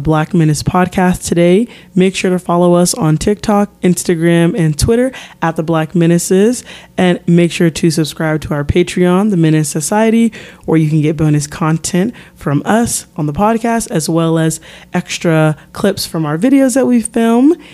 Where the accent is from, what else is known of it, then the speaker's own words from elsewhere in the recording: Midwest, United States; I'm from the Midwest. You got, Chicago's a city, but we're in the Midwest and we own it.